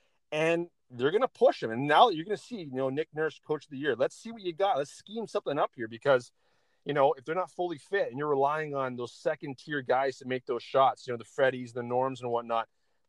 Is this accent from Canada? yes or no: yes; Canada; It's super exciting as a Canadian soccer fan.